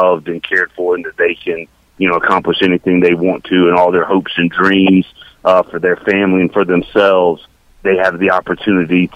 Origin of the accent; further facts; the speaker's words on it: Decatur, Georgia, United States; Born and raised in Decatur, born at the Cab Memorial Hospital, which is literally 8 miles from my office at Georgia Tech